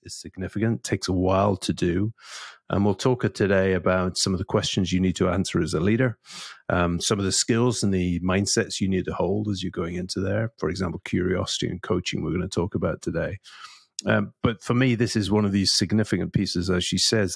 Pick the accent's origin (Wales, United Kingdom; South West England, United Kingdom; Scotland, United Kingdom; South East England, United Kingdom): Scotland, United Kingdom; also being a Scottish Presbyterian